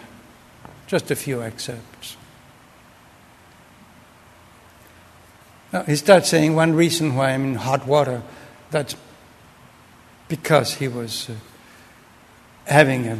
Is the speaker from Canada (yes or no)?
no; Argentina; moved away; I grew up in Argentina under a dictatorship